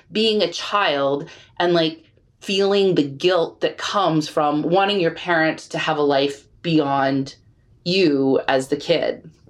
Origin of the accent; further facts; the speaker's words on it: Texas, United States; I'm Texan.